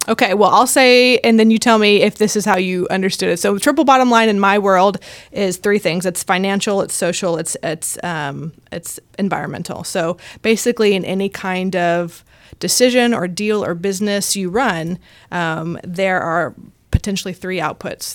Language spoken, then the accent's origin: English; Houston, Texas, United States; now in Austin, United States; I'm from Houston, um, but have lived the last doing quick math in my head. Eight, eight years, eight years here in Austin.